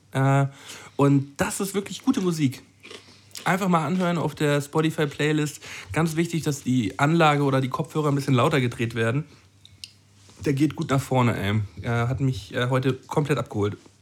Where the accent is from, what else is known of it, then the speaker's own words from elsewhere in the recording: Flensburg, Schleswig-Holstein, Germany; meine Heimatstadt